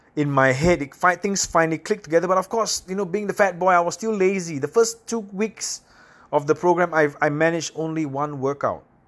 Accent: Singapore; I come from a little island in Southeast Asia called Singapore

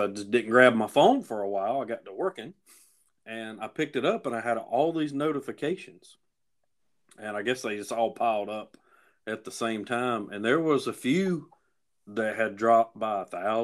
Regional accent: Cowpens, South Carolina, United States; my hometown of Cowpens

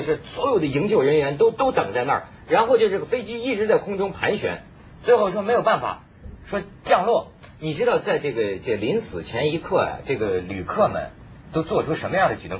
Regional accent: northern China, China; 我是北方人，在这个内陆

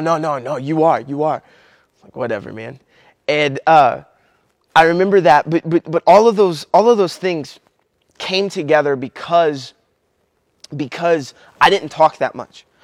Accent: Kentucky, United States; I'm from Kentucky

